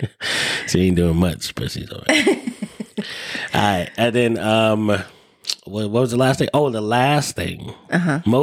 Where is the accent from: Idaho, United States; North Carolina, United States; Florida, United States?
Idaho, United States; we're from Idaho or we're in Idaho